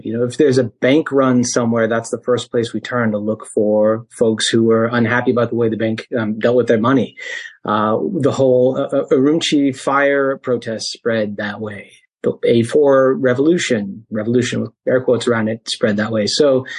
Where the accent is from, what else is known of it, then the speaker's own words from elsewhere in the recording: Midwest, United States; I grew up in the Midwest.